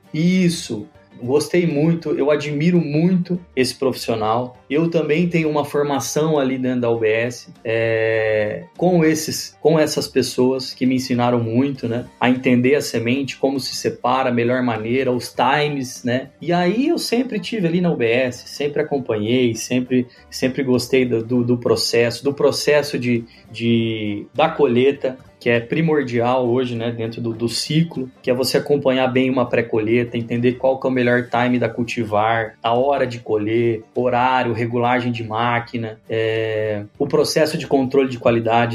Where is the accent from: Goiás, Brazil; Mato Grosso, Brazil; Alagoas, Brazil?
Mato Grosso, Brazil; Rondonópolis; now in Campo Verde, Brazil; Sou brasileiro, mato-grossense, nascido em Rondonópolis, moro hoje em Campo Verde